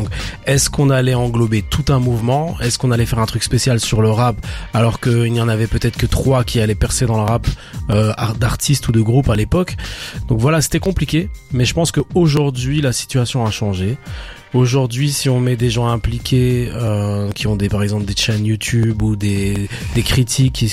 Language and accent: French; Belgium; belges, c'est une plus-value même, tu vois.